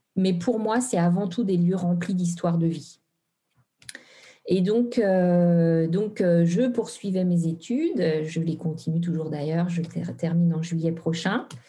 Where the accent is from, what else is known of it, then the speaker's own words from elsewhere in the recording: Normandy, France; also born or lived in Brittany; now in Haute-Savoie, France; je suis originaire en fait de la Normandie